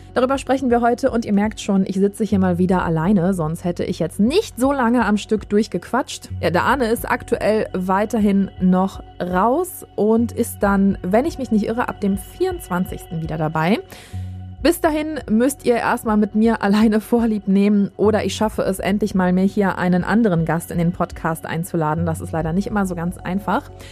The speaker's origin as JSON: {"language": "German", "town": "Düsseldorf", "region": "North Rhine-Westphalia", "country": "Germany"}